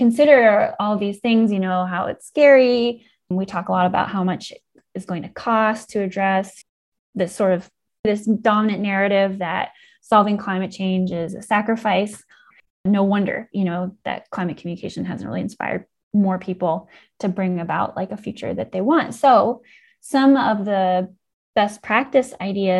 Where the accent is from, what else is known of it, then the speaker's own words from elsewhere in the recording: Indiana County, Pennsylvania, United States; I grew up in Indiana County, part of the Laurel Highlands.